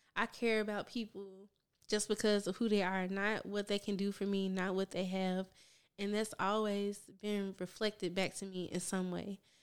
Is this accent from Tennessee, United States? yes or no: yes; Memphis, Tennessee, United States; moved away as an adult; now in Houston, United States; I am from Memphis, Tennessee, born and raised